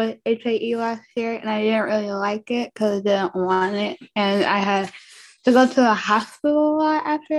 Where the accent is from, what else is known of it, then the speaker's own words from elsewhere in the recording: Alabama, United States; I'm 12 years old and I am from Alabama.